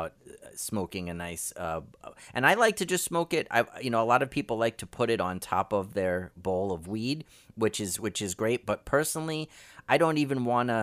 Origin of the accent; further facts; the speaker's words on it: New York City, New York, United States; growing up in New York and Brooklyn